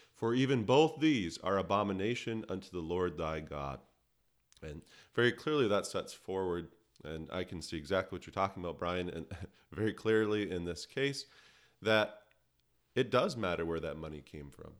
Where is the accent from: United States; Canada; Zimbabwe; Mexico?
Canada; I'm a Canadian by birth